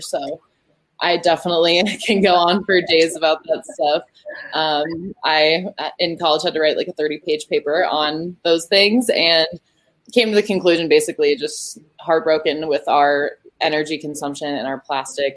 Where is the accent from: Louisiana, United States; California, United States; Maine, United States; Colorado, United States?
Colorado, United States; the state of Colorado specifically, my home state that I love